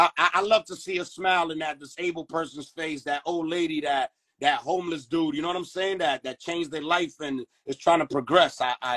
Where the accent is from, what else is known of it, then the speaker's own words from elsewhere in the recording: Dominican Republic; You know, I come from the Caribbeans. I'm Dominican. So I've been there on New Year's in my aunt's house for years.